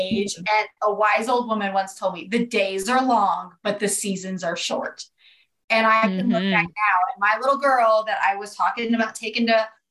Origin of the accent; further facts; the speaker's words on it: Southeast Colorado, United States; I'm from Colorado. I am from Southeast Colorado